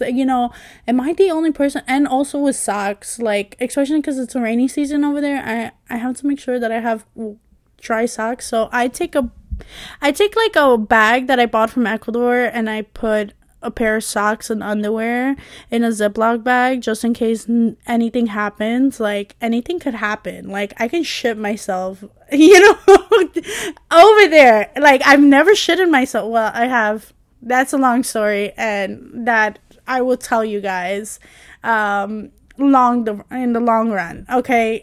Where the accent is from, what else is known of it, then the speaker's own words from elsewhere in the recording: New York, United States; I was born and raised in, um, you know, in New York